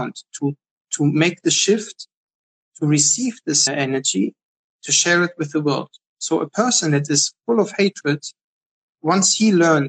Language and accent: English; Germany; also born or lived in Berlin; now in Israel; I grew up in Germany.